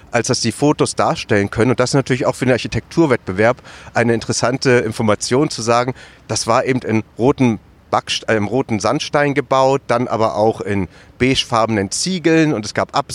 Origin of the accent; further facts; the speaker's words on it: Germany; gehört sich das für uns als Tätervolk, ganz klar als Deutsche nicht, uns da einzumischen